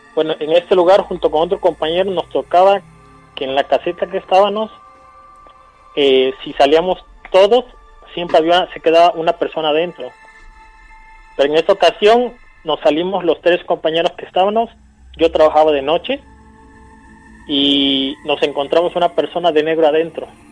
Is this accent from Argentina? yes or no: no; San Isidro, Mexico; now in Orizaba, Mexico; Yo llamo, estoy ahorita en Orizaba, pero yo soy de una comunidad de San Isidro